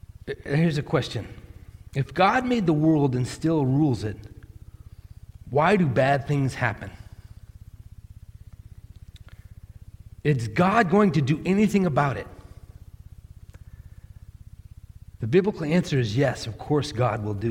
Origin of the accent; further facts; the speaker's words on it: Millis, Massachusetts, United States; When I was growing up in Massachusetts